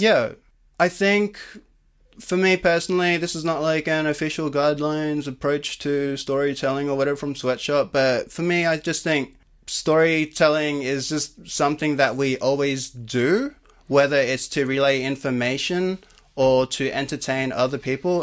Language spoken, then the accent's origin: English; Sydney, New South Wales, Australia; I grew up in Cabra Matta, which is in the western suburbs of Sydney